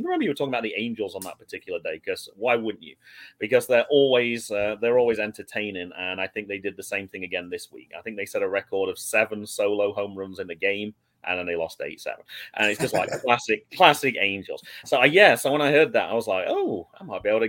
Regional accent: England, United Kingdom; also born or lived in North Carolina; now in United States; I'm from Old England

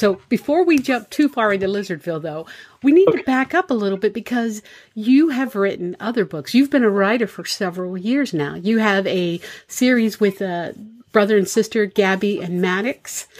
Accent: Tampa Bay area, Florida, United States; now in Pennsylvania, United States; you live in the Tampa Bay area, which is where I'm from originally.

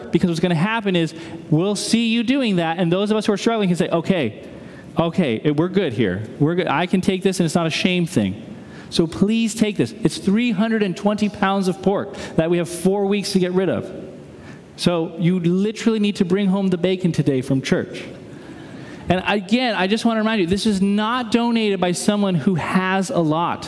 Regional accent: New England, United States; now in Midwest, United States; I'm a New Englander who's lived in the Midwest

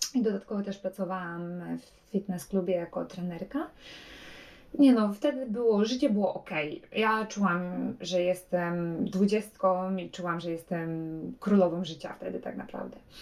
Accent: Poland; moved away as an adult; also born or lived in Warsaw; now in Norway; pochodzę z Polski

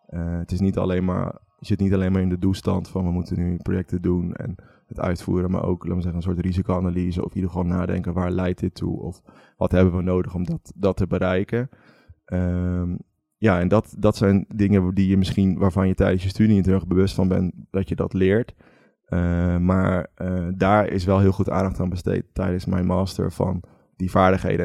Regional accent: Veluwe, Gelderland, Netherlands; moved away; also born or lived in Utrecht; ik kom van de Veluwe, uit een heel klein dorpje

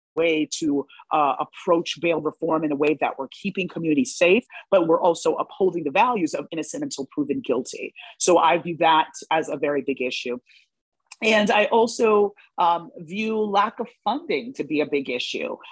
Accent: New York, United States; when I was growing up in New York

